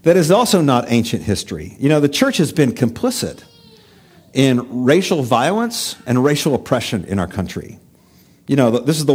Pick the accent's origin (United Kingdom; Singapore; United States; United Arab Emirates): United States